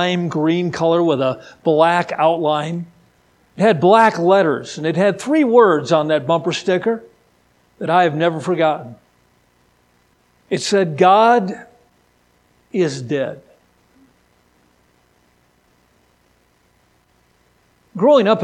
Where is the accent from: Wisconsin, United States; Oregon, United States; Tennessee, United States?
Wisconsin, United States; moved away as an adult; now in California, United States; I'm originally from Wisconsin, and thank the Lord for my Midwestern roots.